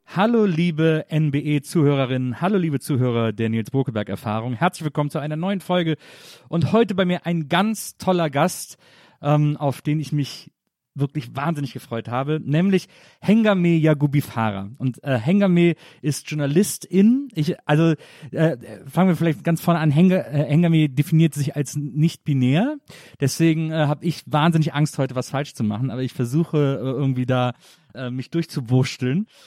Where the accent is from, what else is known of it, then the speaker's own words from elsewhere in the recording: Wesseling, North Rhine-Westphalia, Germany; also born or lived in Bonn; now in Berlin, Germany; ich bin in Wesseling aufgewachsen, zwischen Köln und Bonn